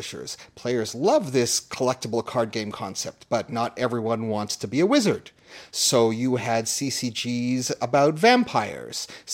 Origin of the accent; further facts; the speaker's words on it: Toronto, Ontario, Canada; Toronto, my hometown